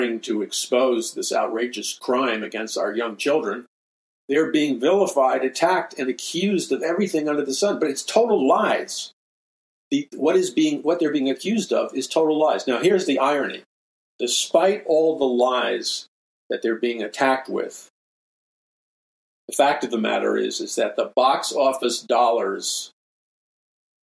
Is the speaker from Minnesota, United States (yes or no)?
no; New York City, New York, United States; as a young boy growing up in New York City